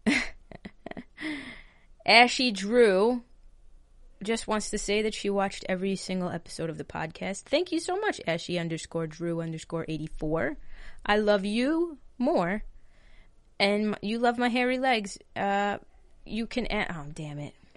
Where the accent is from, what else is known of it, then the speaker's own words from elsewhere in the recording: Long Island, New York, United States; I'm from New York, live on Long Island, lived in this house my entire life.